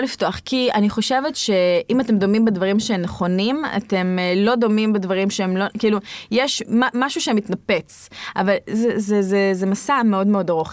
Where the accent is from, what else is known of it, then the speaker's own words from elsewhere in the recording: Tzohar, Southern District, Israel; אני גדלתי בצוחר